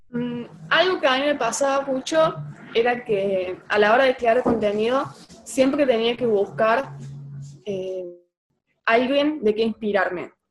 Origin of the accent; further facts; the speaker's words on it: Oliva, Córdoba, Argentina; Yo soy de Oliva. Es un pueblo, ciudad, somos 20.000 personas.